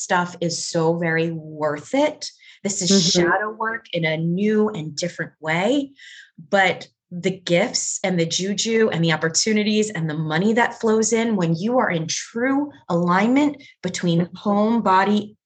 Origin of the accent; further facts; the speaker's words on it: New York, United States; I'm a New Yorker